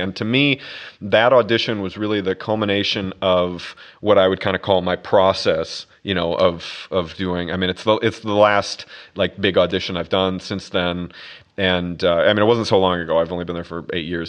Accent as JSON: {"language": "English", "region": "Minnesota", "country": "United States", "tie": "born or raised there", "also_born_or_lived": "Boston / Brazil / Vancouver, Canada / Miami Beach", "moved": "as an adult", "lives_now": "New York, United States", "said": "I grew up in a place called Minnesota"}